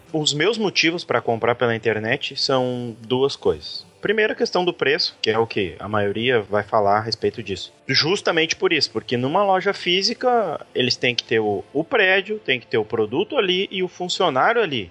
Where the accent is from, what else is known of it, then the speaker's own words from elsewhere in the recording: Brazil; aqui da nossa cidade, aqui da minha terra